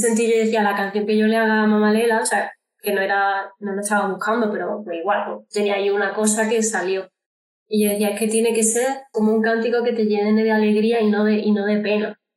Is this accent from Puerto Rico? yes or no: no; Córdoba, Andalusia, Spain; now in Madrid, Spain; yo soy de Córdoba, de Andalucía, aunque ahora mismo vivo en Madrid